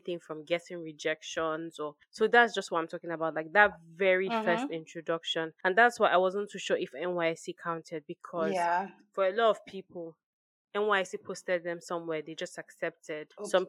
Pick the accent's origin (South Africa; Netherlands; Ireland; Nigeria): Nigeria; But it's almost like you finish as a Nigerian and then you're just thrown into the job market